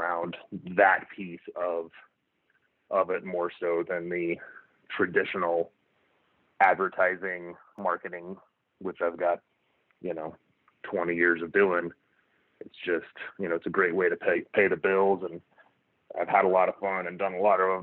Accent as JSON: {"language": "English", "region": "Oklahoma", "country": "United States", "said": "I'm from Oklahoma originally"}